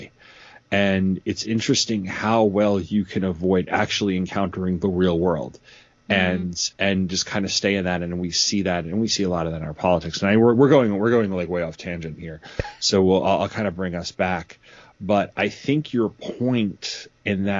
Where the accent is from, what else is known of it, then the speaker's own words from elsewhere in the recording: New York, United States; I was raised in New York